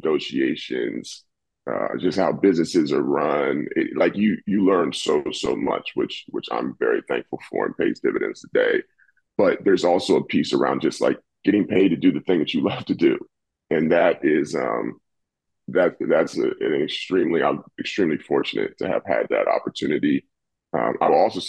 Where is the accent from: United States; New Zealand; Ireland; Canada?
United States; Washington, District of Columbia; moved away as an adult; also born or lived in Des Moines, Iowa / Copenhagen, Denmark / Plymouth, England / Santiago, Chile; I'm from Washington, D.C., born and raised.